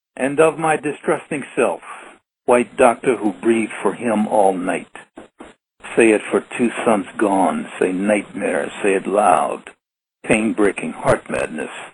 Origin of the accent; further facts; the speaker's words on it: New York City, New York, United States; a five-year-old boy who grew up in his grandparents' house in Brooklyn, Brooklyn, New York